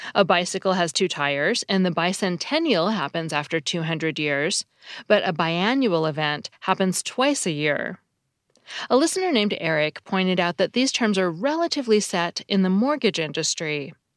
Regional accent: Seattle, Washington, United States; I grew up in Seattle

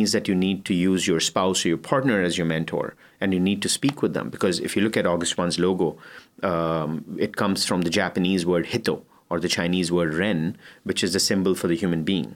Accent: India; moved away; I'm Indian

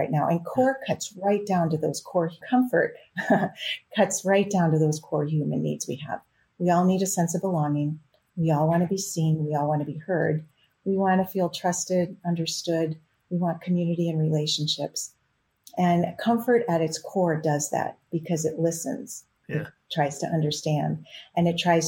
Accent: Wisconsin, United States; I grew up in Wisconsin

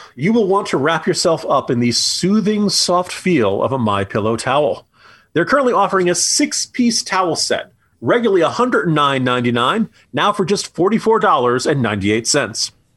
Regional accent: New Jersey, United States; I grew up in New Jersey

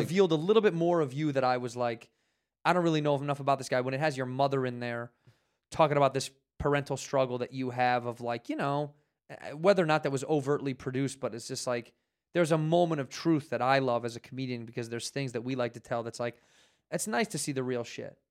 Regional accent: Chicago, Illinois, United States; moved away as an adult; now in Los Angeles, United States; I would move back to Chicago where I'm from

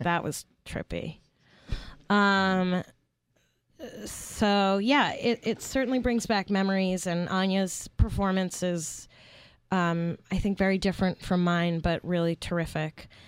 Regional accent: New York City, New York, United States; I grew up in Brooklyn, New York.

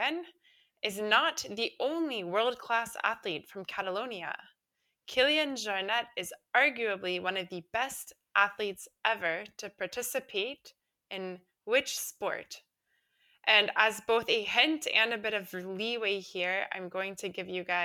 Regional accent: Florida, United States; moved away; I am originally from Florida

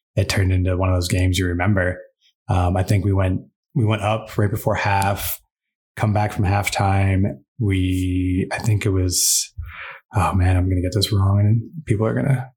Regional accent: New Hampshire, United States; moved away as an adult; now in Utah, United States; I'm from New Hampshire, from New England.

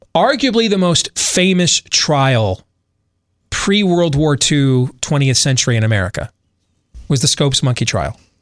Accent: Grand Rapids, Michigan, United States; Growing up in West Michigan, going to the public schools in Grand Rapids

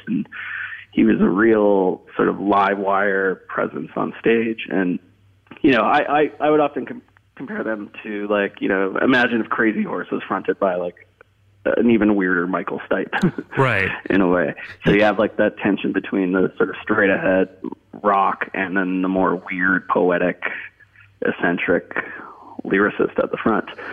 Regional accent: Canada; growing up in Canada

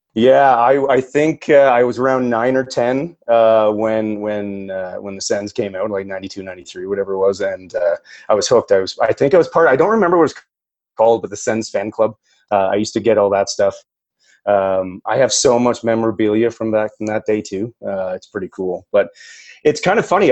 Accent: Perth, Ontario, Canada; moved away as an adult; now in Alberta, Canada; I grew up actually in Perth, Ontario.

